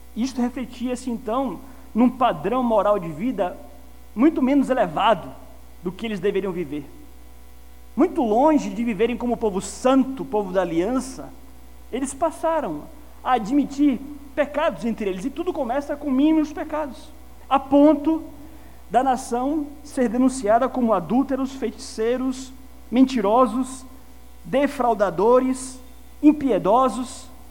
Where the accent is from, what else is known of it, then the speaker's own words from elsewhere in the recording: Bahia, Brazil; also born or lived in São Paulo; eu falo como baiano que sou